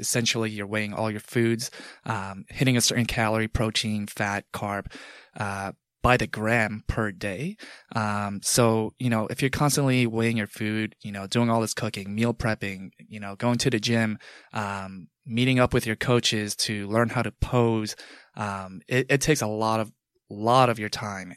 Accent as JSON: {"language": "English", "area": "Long Island", "region": "New York", "country": "United States", "tie": "born or raised there", "also_born_or_lived": "Manhattan", "said": "growing up in Long Island"}